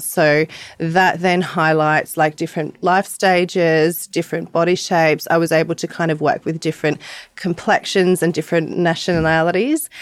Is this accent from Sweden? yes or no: no; Sydney, New South Wales, Australia; I'm from Bondi, Australia